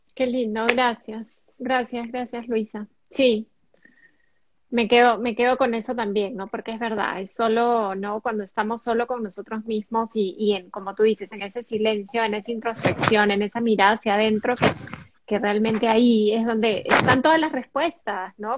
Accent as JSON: {"language": "Spanish", "country": "Peru", "said": "Nosotras dos, tanto … como yo, somos peruanas"}